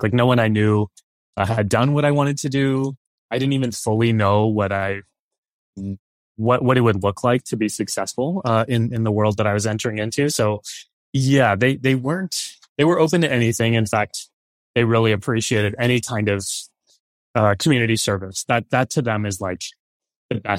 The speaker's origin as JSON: {"language": "English", "town": "San Antonio", "region": "Texas", "country": "United States", "tie": "born or raised there", "moved": "yes", "lives_now": "New York City, United States", "said": "in San Antonio where, I was born and raised there."}